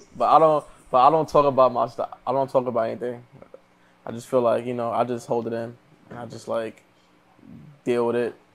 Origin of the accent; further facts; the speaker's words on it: New York City, New York, United States; moved away as an adult; now in Los Angeles, United States; all over, but mostly Far Rockaway